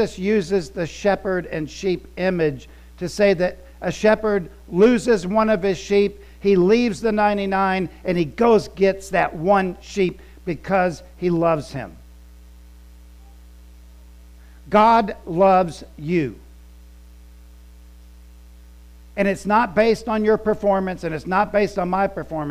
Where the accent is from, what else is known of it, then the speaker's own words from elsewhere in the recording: Florida, United States; also born or lived in Columbus, Ohio / West Virginia (family) / Scotland (ancestry); I claim from, I'm Ohio, because I was born in Columbus. Then moved to Florida when I was little, 5 years old.